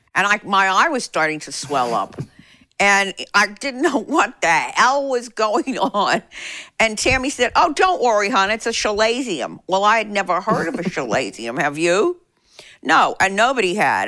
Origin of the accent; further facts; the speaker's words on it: Pittsburgh, Pennsylvania, United States; now in Nashville, United States; My growing up in Pittsburgh